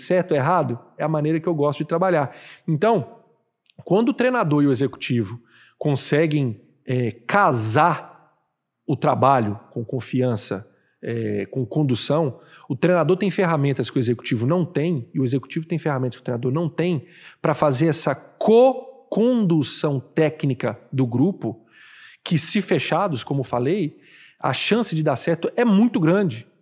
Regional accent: Minas Gerais, Brazil; now in Fortaleza, Brazil; como bom mineirinho que sou

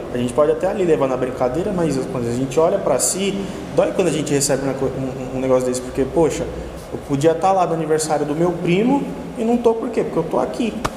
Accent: Piauí, Brazil; moved away as an adult; now in Santo André, Brazil; eu sou de São Paulo, mas eu passei mais da metade da minha vida morando no Piauí

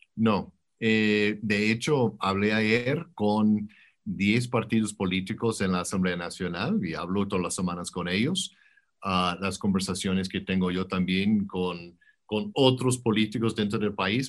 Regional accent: United States; moved away as an adult; also born or lived in Brazil / Colombia / Mexico / Mozambique; now in Bogotá, Colombia; yo tengo más de 22 años como diplomático norteamericano

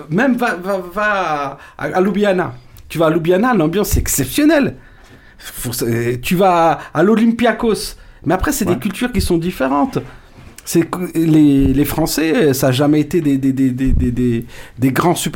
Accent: Paris, Île-de-France, France; je suis parisien

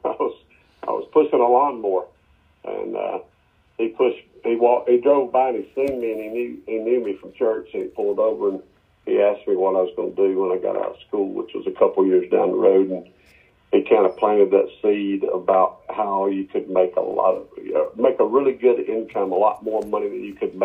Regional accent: Muscle Shoals, Alabama, United States; So I grew up in Muscle Shoals, Florence, Quad Cities of North Alabama

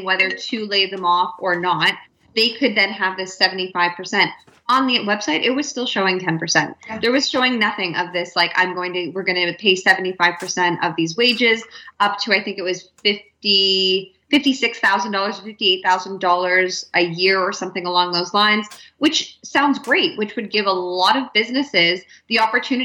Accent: Canada; as a Canadian

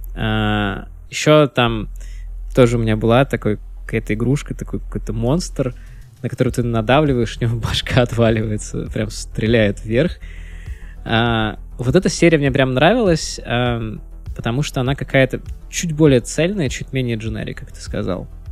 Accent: Pskov, Pskov Oblast, Russia; also born or lived in Vilnius; я вырос в Пскове, то есть это с 96 по 2003 год я прожил в Пскове

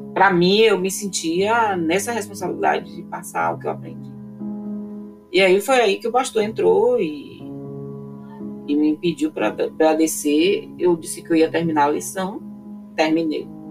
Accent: Una, Bahia, Brazil; Quando três anos eu fui morar numa cidade chamada Una.

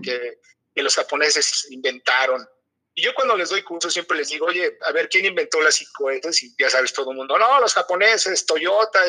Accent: Mexico; tú como mexicano

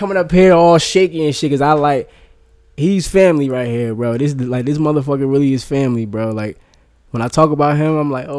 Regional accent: Asbury Park, New Jersey, United States; I'm originally from Asbury Park.

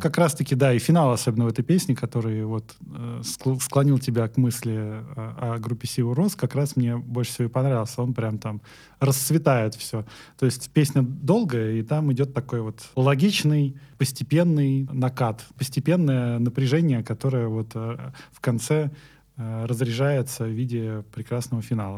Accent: Ramensky District, Moscow Oblast, Russia; я из Раменского района

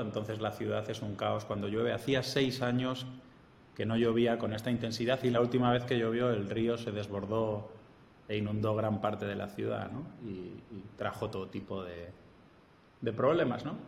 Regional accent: Spain; moved away as an adult; also born or lived in Germany; now in Piura, Peru; yo soy español

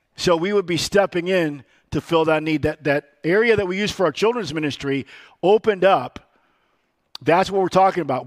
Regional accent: Rockford, Illinois, United States; I was born in Rockford, Illinois. And I was born on what they call the wrong side of the tracks. I was born on Seventh Street, immigrant's way

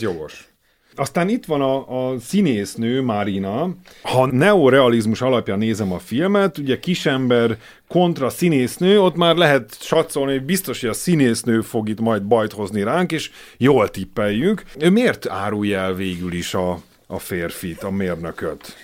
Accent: Hungary; Én magyarként

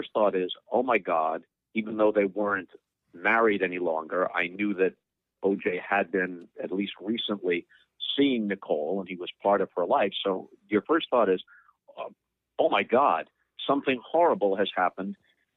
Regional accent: New York, United States; moved away; also born or lived in St. Louis; I grew up in New York

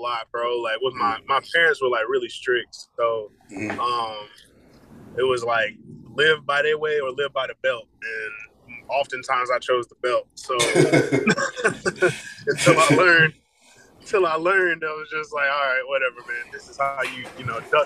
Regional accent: Marietta, Georgia, United States; moved away as an adult; also born or lived in Virginia Beach, Virginia; now in Tennessee, United States; I'm from Marietta, Georgia. I'm actually from Virginia Beach, Virginia, but I only lived out there until I was like 5. And then I moved out here, and I've been out here in Marietta, Georgia, since I was like 6.

